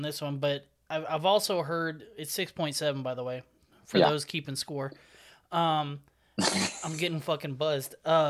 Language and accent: English; Houston, Texas, United States; I grew up in Houston